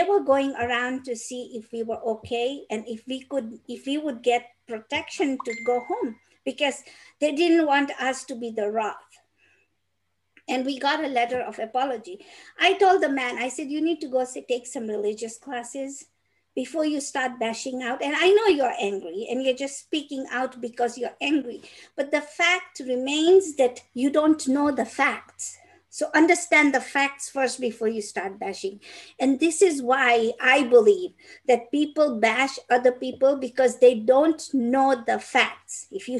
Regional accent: Peru; I am not from Mexico. I'm from Peru.

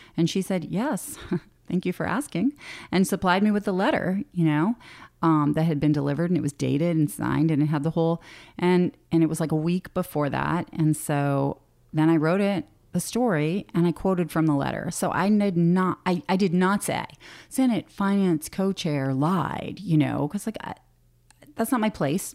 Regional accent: Boston, Massachusetts, United States; moved away as an adult; now in Alaska, United States; I grew up in Boston

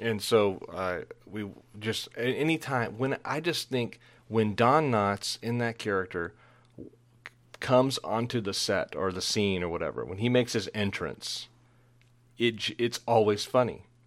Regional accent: Dallas–Fort Worth Metroplex, Texas, United States; I grew up in the Metroplex there in that sprawling suburban jungle between, um, Dallas and Fort Worth

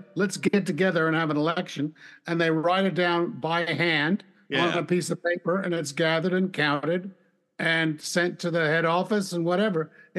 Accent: United States; moved away; because I was born in America.

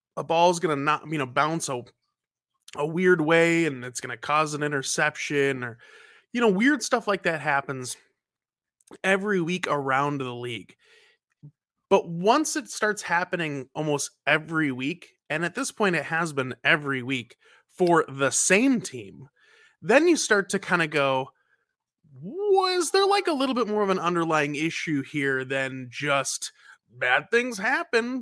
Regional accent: North Carolina, United States; now in Minnesota, United States; I'm originally from North Carolina

